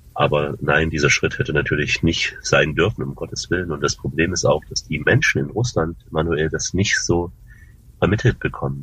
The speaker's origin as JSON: {"language": "German", "country": "Germany", "said": "bin Deutscher"}